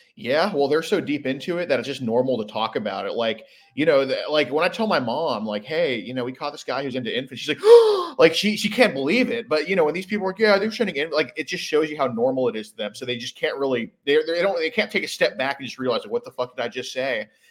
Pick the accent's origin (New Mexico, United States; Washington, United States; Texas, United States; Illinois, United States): Texas, United States; Houston; I'm from Houston, Texas